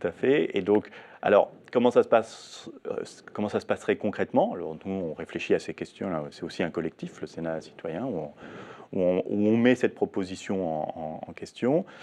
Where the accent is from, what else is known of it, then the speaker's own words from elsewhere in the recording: France; chez nous, en France